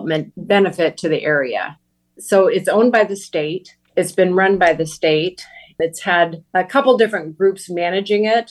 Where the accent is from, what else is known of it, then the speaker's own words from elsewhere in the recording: Iowa, United States; I grew up in Iowa